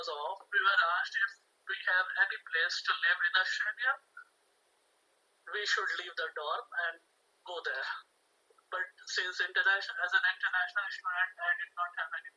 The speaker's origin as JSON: {"language": "English", "country": "India", "moved": "as an adult", "said": "I'm from India"}